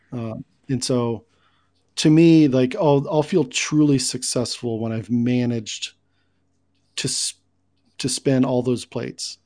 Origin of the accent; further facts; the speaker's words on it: Kansas City, United States; born in Kansas City and it's just in my blood